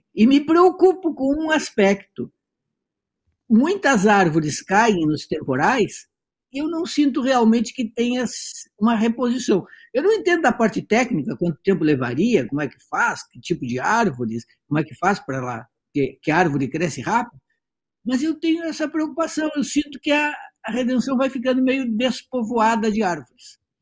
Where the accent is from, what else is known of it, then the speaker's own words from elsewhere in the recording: Santana do Livramento, Rio Grande do Sul, Brazil; moved away as an adult; now in Porto Alegre, Brazil; eu não sou de Porto Alegre, eu nasci em Santana do Livramento, cheguei aqui com 17 anos